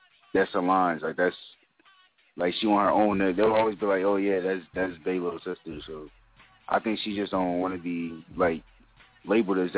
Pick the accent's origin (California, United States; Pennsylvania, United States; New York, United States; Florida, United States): Pennsylvania, United States; Philadelphia; I'm from North Philly